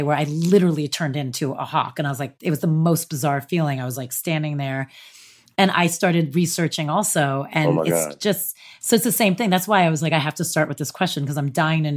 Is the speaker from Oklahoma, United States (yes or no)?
no; New Jersey, United States; I'm from New Jersey, right outside the city.